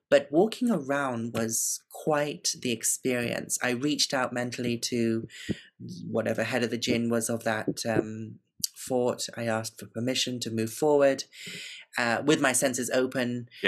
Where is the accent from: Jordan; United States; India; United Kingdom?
India; South India; I'm I'm visiting from the south of India. I'm an Indian woman